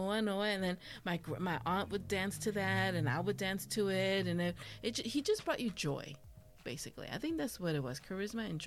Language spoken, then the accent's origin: English; Mexico; I also love menudo because of growing up in Mexico, my grandma would take me to Chana and she had un puesto